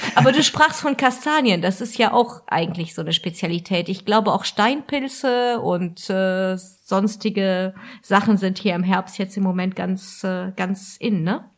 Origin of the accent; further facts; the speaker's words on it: Alsace, Grand Est, France; als Elsässerin